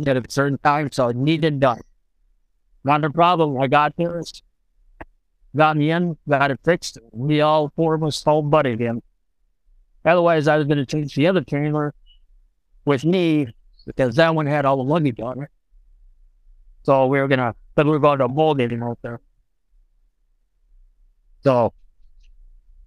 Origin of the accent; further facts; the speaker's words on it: Wisconsin, United States; also born or lived in Nebraska; I was born in Nebraska. And I was 6 months old and we moved to Wisconsin. I've been in Wisconsin ever since